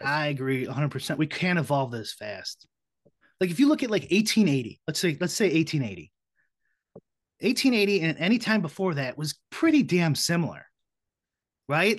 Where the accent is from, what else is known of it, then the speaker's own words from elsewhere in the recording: Chicago, Illinois, United States; I'm from Chicago, so I have you know minority friends, but I have a lot of white friends, you know, growing up and stuff too